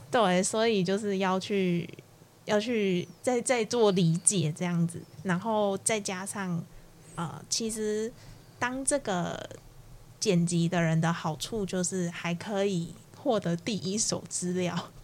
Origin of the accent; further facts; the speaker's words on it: Kaohsiung, Taiwan; 身为高雄人的，我